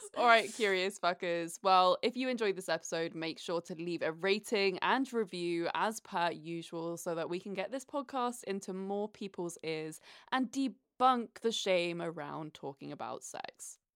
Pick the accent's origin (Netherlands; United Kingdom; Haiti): United Kingdom; accent: British; now in United States